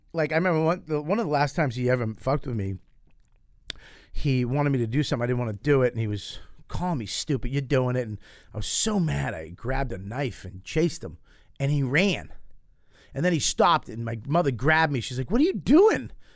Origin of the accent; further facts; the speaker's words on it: Boston, Massachusetts, United States; I grew up in Boston.